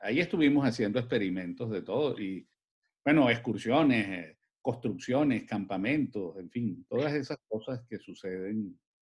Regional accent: Caracas, Capital District, Venezuela; yo soy un caraqueño que creció en Caracas, que vivió y creció en Caracas.

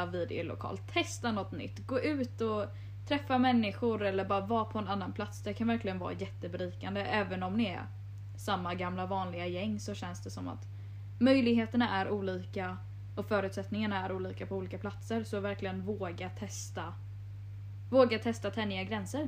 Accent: Jönköping, Jönköping County, Sweden; jag är från Jönköping

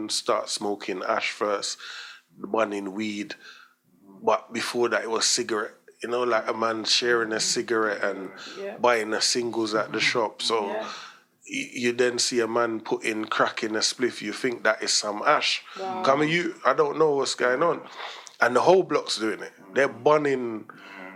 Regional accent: London, United Kingdom; also born or lived in Jamaica; I grew up in Stoke Newton behind the police station

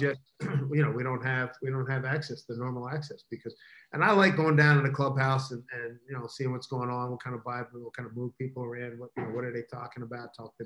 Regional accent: Philadelphia, Pennsylvania, United States; now in Seattle, United States; growing up in Philly

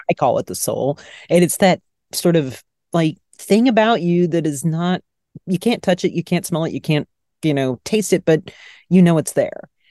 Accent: Dallas, Texas, United States; my hometown of Dallas, Texas.

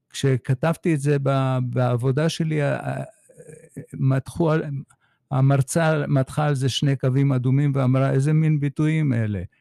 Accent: Haifa, Haifa District, Israel; האימא שלי צפתית הרבה דורות לאחור, ילידת הארץ. למדתי בבית ספר בחיפה

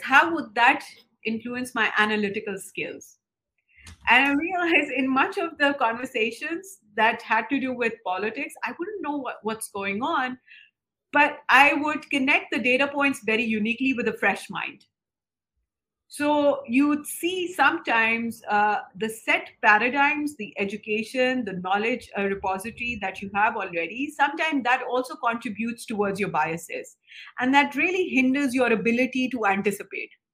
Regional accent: Lahore, Punjab, Pakistan; now in Islamabad, Pakistan; I was born in Lahore. Um, it's it's a, it's a very it's a cultural one of the cultural hubs in Pakistan

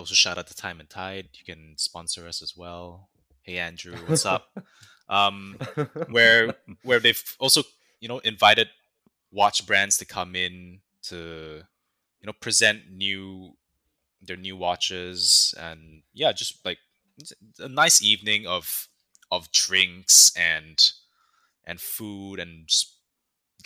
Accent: Malaysia; we're Malaysian. We're fellow Malaysians.

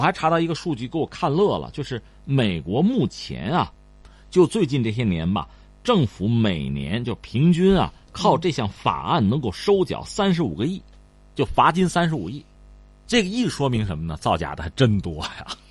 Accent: China; 我们中国人

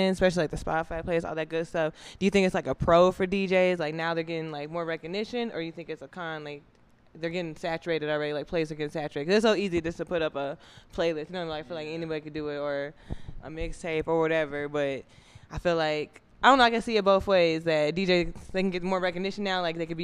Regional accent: the North, Northern United States, United States; I'm from the North, too

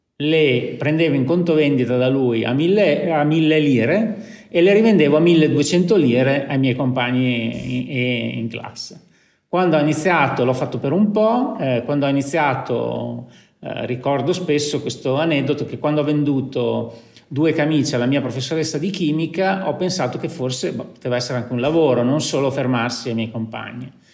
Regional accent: Lugo, Emilia-Romagna, Italy; io sono nato a Lugo, per cui ho realizzato la mia attività nel paese in cui sono nato

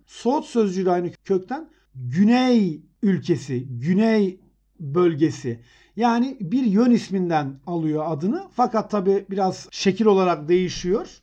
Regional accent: Elbistan, Kahramanmaraş, Turkey; Elbistan benim memleketim

